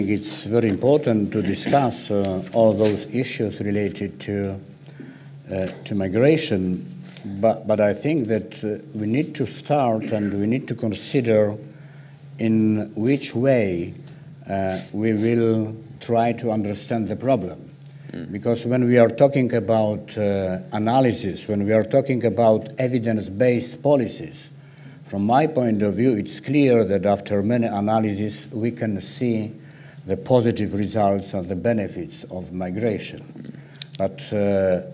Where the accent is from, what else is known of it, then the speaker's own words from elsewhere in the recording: Poland; I'm from Poland